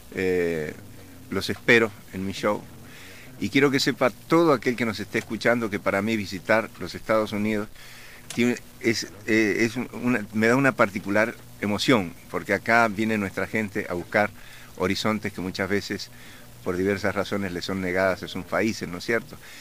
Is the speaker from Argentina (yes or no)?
yes; Argentina; accent: Argentine; moved away as an adult; also born or lived in Colombia; hablo como argentino